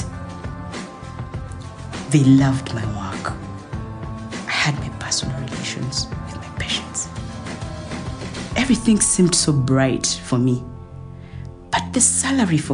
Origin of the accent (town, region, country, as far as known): Uganda; moved away as an adult; also born or lived in Dubai